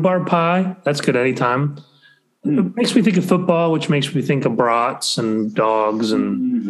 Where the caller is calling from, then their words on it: Ithaca, New York, United States; I got to tell you, I'm calling in from Ithaca. This is a wonderful place.